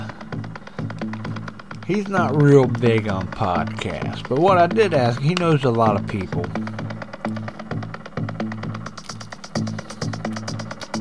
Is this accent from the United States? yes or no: yes; Huntington, West Virginia, United States; I grew up in Guyandotte. That's my little neck of the woods.